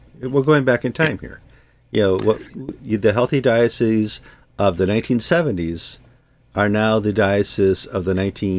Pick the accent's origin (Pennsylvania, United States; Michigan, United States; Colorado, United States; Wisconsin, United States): Wisconsin, United States; Wisconsin, my home state